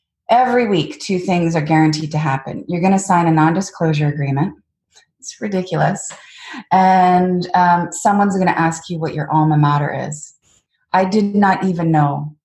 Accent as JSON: {"language": "English", "country": "Canada", "also_born_or_lived": "Washington, D.C., United States", "moved": "as an adult", "said": "I'm a Canadian female in Washington, D.C."}